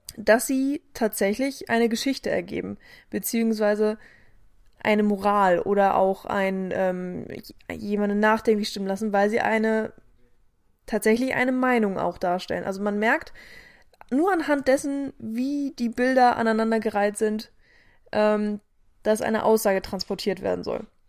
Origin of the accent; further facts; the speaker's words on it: Germany; wir als Deutsche